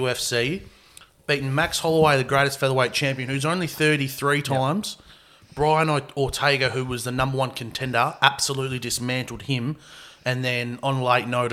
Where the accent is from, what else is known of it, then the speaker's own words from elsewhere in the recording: Australia; As Australians, we want to be different.